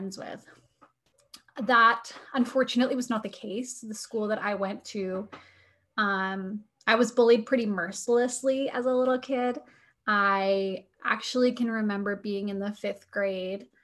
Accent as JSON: {"language": "English", "region": "New Hampshire", "country": "United States", "tie": "born or raised there", "moved": "yes", "lives_now": "Ohio, United States", "said": "I grew up in New Hampshire."}